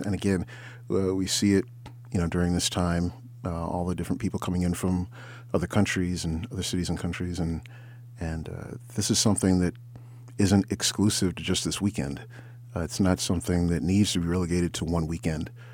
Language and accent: English; Ann Arbor, Michigan, United States; moved away as an adult; now in Detroit, United States; originally I'm from Ann Arbor